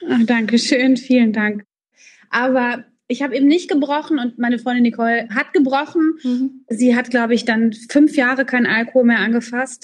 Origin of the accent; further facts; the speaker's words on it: Frankfurt, Hesse, Germany; meiner Heimatstadt in Frankfurt